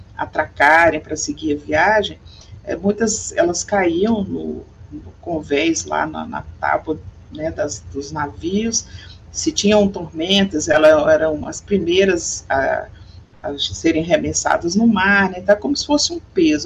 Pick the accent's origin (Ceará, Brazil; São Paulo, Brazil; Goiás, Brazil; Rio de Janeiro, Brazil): Goiás, Brazil; Goiânia; Sou goiana. É, nasci aqui na cidade de Goiânia, no estado de Goiás